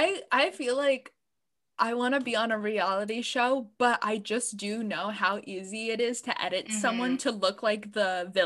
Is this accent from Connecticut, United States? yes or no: yes; Connecticut, United States; we're obviously from Connecticut. We don't have accents, but a lot of our family members are, like, from New Jersey or New York.